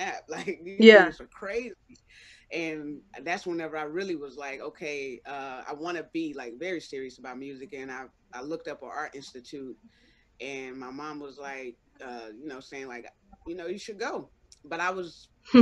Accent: Valdosta, Georgia, United States; moved away as an adult; now in San Diego, United States; I'm originally from Valdosta, Georgia

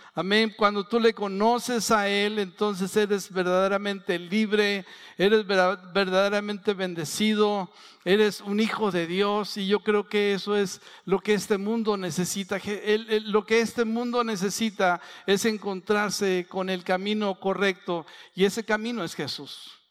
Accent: San Pedro, Coahuila, Mexico; soy de San Pedro, de las colonias, iba a Chávez, a Francisco y Madero, son 30 kilómetros

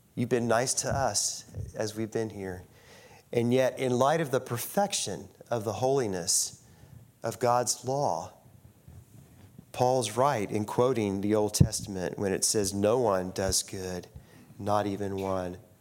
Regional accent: St. Albans, West Virginia, United States; also born or lived in Ona, West Virginia; I grew up in St. Albans, West Virginia.

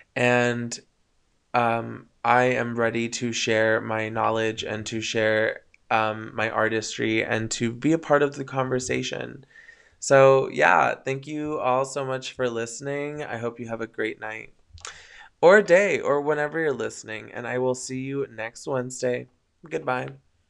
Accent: Coachella Valley, California, United States; moved away as an adult; also born or lived in Thousand Oaks, California; now in San Francisco, United States; they ended up moving down to the Coachella Valley, where I was raised

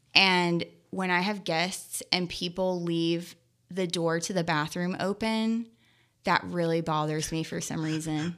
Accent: Skillman, New Jersey, United States; moved away; also born or lived in Lexington, Kentucky; I grew up in Skillman, New Jersey and Lexington, Kentucky, about half and half.

